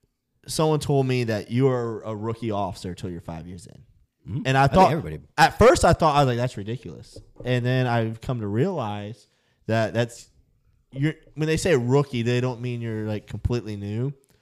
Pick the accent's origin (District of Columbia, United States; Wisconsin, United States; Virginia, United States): Virginia, United States; Southwestern Virginia.